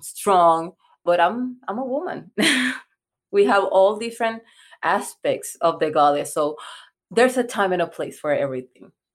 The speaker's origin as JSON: {"language": "English", "country": "Puerto Rico", "second_language": "English", "moved": "yes", "lives_now": "United States", "said": "I'm from Puerto Rico."}